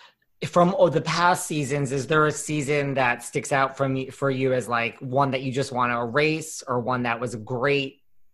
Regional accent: Connecticut, United States; now in New York, United States; I grew up in Connecticut. I live in New York now

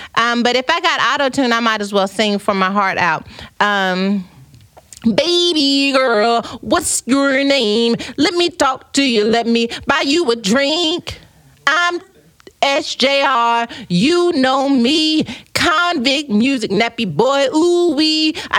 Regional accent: United States; Unlike us Americans, always trying to take the shortcuts.

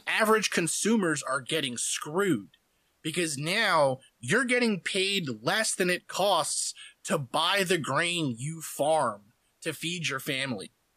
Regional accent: United States; as Americans

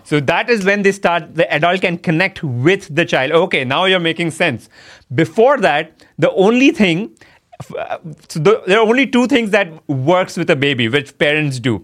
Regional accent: India; moved away as an adult; also born or lived in United States; my home country

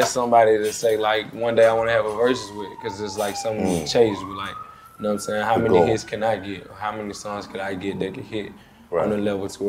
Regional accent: the South, United States; I said because I'm from the South, and that's for most of what I heard, though.

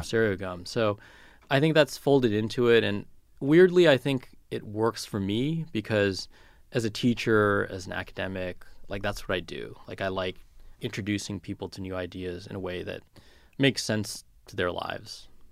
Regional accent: California, United States; when I was a kid and growing up in California

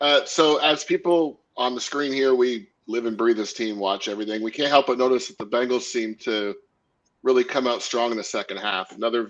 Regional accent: Canada; Hey, I'm from Canada.

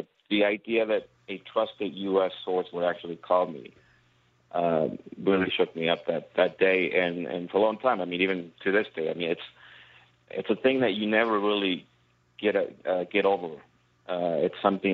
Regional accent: Mexico; also born or lived in United States; now in Mexico City, Mexico; I was born in Mexico

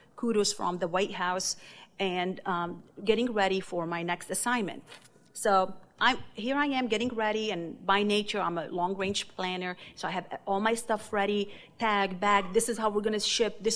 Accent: Lebanon; also born or lived in Beirut; now in United States; my growing up in Lebanon

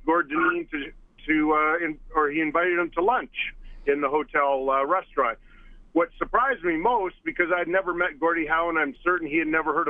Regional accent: Edmonton, Alberta, Canada; moved away; I grew up in Edmonton, and as a young boy growing up in Elmwood in the west part of town

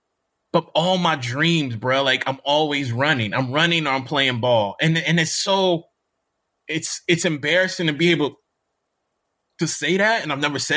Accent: Jackson, Mississippi, United States; moved away as an adult; also born or lived in Bloomington, Indiana; I'm still from Mississippi

